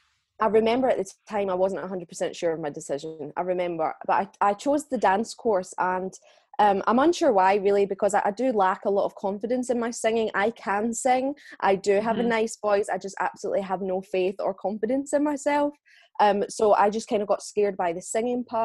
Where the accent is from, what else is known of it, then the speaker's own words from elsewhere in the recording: Scotland, United Kingdom; I am from Bonnie, Scotland in the UK